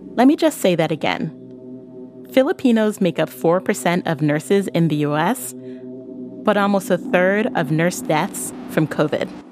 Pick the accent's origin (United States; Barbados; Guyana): Barbados; I'm from Barbados.